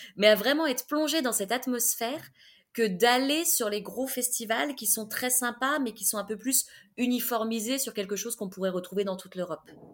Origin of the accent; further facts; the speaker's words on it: France; accent: French; moved away; also born or lived in Serbia; avec mon accent français